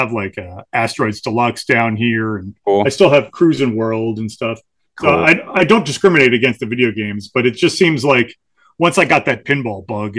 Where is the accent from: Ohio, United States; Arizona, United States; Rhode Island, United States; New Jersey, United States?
New Jersey, United States; Morristown; from Morristown originally.